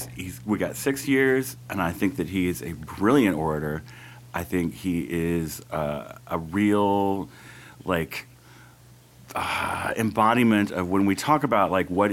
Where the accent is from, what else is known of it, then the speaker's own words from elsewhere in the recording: Georgia, United States; I'm from Georgia